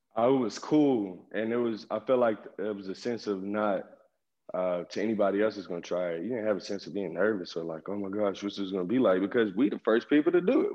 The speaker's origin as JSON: {"language": "English", "town": "Oklahoma City", "region": "Oklahoma", "country": "United States", "tie": "born or raised there", "also_born_or_lived": "Dallas, Texas", "said": "I spend my whole life in Oklahoma"}